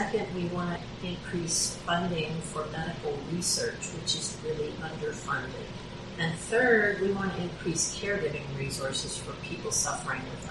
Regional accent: Morgan Hill, California, United States; We're all from Morgan Hill, and we're very active in the community.

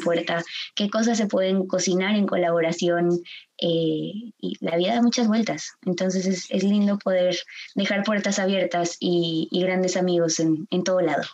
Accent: Guadalajara, Jalisco, Mexico; yo soy nacida y crecida aquí en Guadalajara

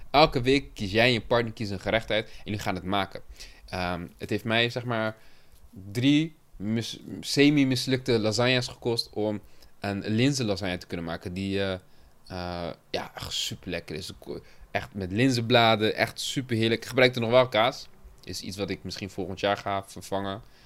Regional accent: Cape Verde; het Capverdi waar ik vandaan kom

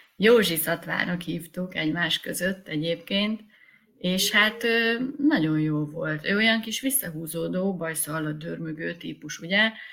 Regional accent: Sümeg, Veszprém County, Hungary; moved away as an adult; also born or lived in Budapest / Visegrád; költöztünk vissza a szülővárosomba.

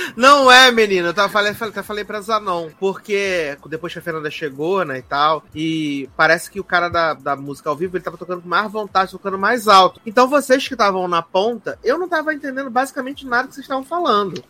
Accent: Rio de Janeiro, Brazil; Eu sou do Rio de Janeiro

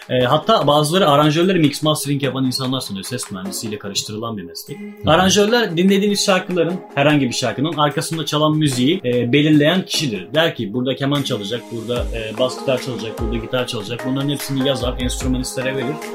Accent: Sakarya, Turkey; 94 doğumluyum. Sakarya doğumluyum.

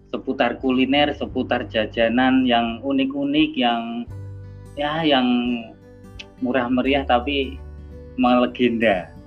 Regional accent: Yogyakarta, Special Region of Yogyakarta, Indonesia; Lah, aku aslinya Jogja mas.

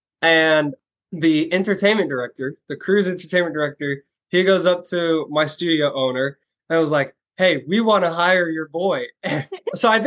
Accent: Orlando, Florida, United States; the first job that I got was dancing for my hometown NBA team, the Orlando Magic

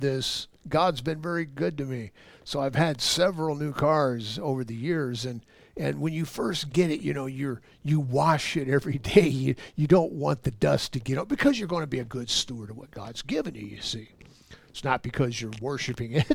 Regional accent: Los Angeles, California, United States; now in Ohio, United States; I was born and raised in Los Angeles

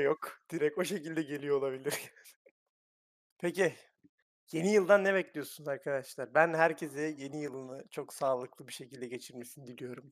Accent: Thrace, Turkey; Trakyalıyım ben

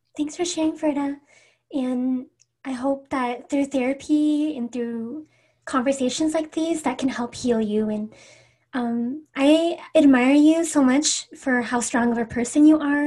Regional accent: Everett, Washington, United States; I'm from Everett, Washington

